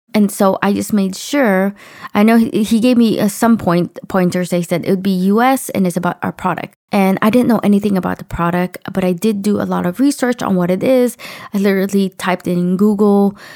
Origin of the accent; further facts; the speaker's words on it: United States; accent: American; also born or lived in Los Angeles; heard me as American